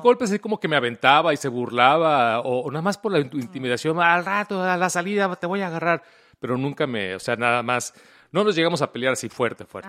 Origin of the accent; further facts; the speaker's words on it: Mexico; moved away; yo crecí en México